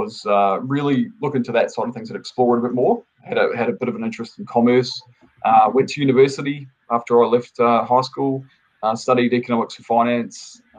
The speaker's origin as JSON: {"language": "English", "country": "New Zealand", "tie": "born or raised there", "moved": "yes", "said": "I'm originally from New Zealand, so I'm a Kiwi. I've been here for probably almost 17 years now. Originally, I was off a dairy farm back in New Zealand."}